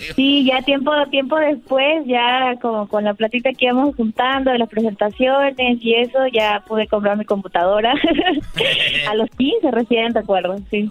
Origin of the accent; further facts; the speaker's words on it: Ayacucho, Peru; me siento orgullosa de, ser peruana